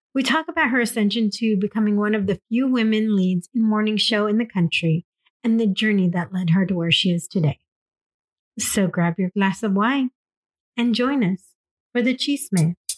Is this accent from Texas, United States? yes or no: no; Escondido, California, United States; I'm just in North County, is where I grew up in Escondido